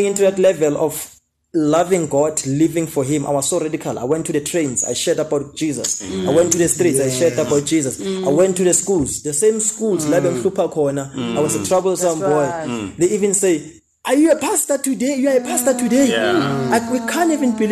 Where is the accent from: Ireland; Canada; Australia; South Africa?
South Africa; Tembisa, Gauteng; I'm from Tembisa.